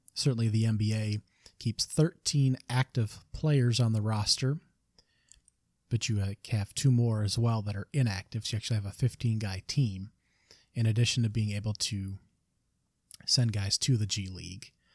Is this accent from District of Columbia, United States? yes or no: no; Michigan, United States; it's my home state, Michigan